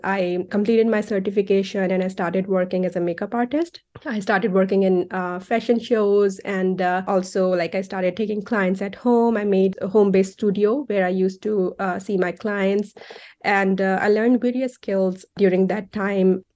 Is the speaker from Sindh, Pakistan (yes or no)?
no; Faisalabad, Punjab, Pakistan; moved away as an adult; now in United States; I grew up, uh, in an industrial city of Pakistan. It's called Faisalabad.